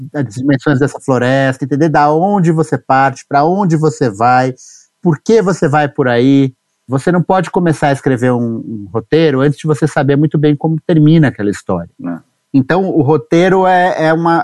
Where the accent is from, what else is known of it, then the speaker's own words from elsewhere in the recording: São Paulo, Brazil; Eu nasci em São Paulo, em 77